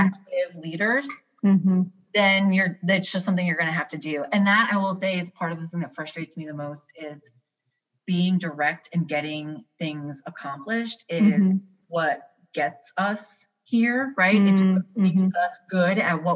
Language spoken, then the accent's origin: English; New York, United States; also born or lived in the South, United States; now in US South; I grew up in New York